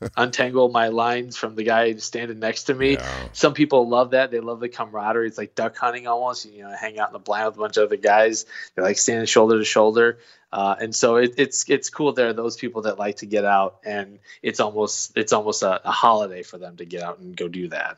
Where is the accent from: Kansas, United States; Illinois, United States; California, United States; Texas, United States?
Illinois, United States; now in Missouri, United States; I grew up in Illinois